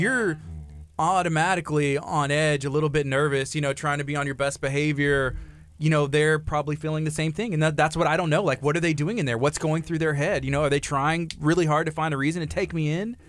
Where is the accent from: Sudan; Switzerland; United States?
United States; La Marque, Texas; I grew up, I grew up in Lamarck, you know, myself, and my parents still live here